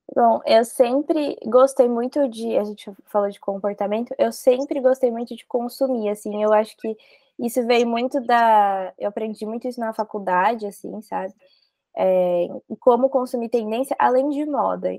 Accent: Mogi Mirim, São Paulo, Brazil; Eu sou do interior, né? Eu sou de Mojimirim

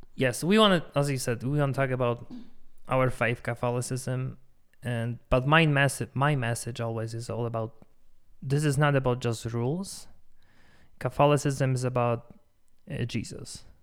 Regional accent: Poland; accent: Polish; English is a second language; now in Denver, United States; I'm Polish, as you can tell probably if I'm by my accent

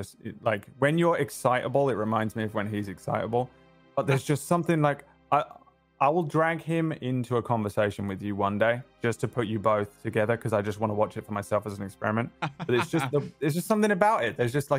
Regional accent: England, United Kingdom; accent: English; one town over from where I was born. So we have a kind of similar accent. Like, mm-hmm. obviously, I am English, right? So I have an English accent.

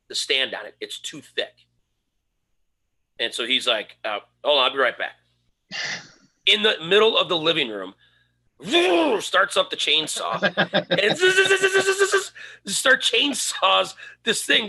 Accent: Lakewood, United States; I grew up in Lakewood

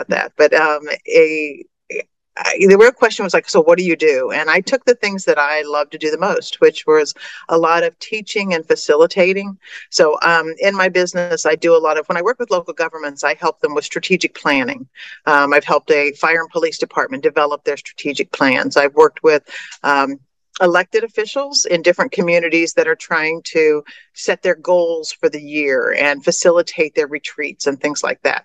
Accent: Wichita, Kansas, United States; also born or lived in Virginia / Colorado; now in Tallahassee, United States; I'm originally from the Midwest, from Wichita, Kansas

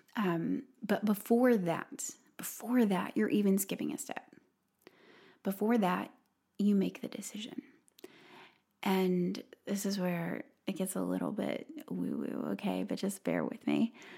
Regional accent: Robertsdale, Alabama, United States; moved away; Robertsdale, Alabama, and, uh, my hometown

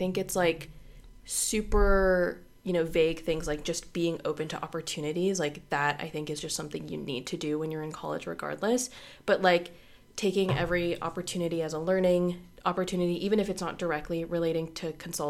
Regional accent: Orlando, Florida, United States; also born or lived in Bangor, Maine; Originally, I'm from Orlando, Florida, but I grew up a little bit in Bangor, Maine as well.

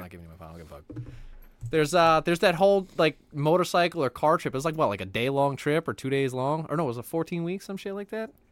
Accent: United States; I'm just American

